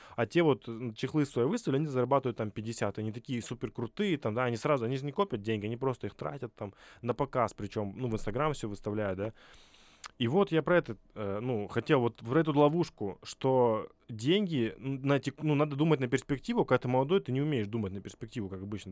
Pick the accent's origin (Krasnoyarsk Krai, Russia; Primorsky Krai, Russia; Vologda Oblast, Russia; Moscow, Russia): Primorsky Krai, Russia; Vladivostok; Я вообще из Владивостока, и у нас там есть такая площадка Форпост